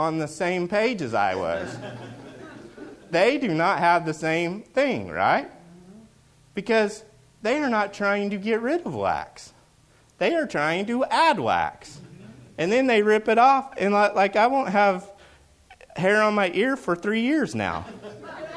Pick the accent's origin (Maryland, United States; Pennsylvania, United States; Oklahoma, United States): Oklahoma, United States; I'm from Oklahoma